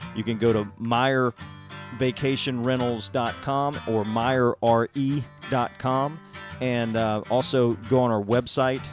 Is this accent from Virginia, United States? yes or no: no; South Alabama, United States; I grew up in South Alabama myself